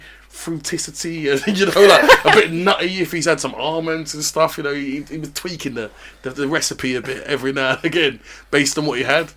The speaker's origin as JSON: {"language": "English", "country": "Nigeria", "said": "I'm a Nigerian"}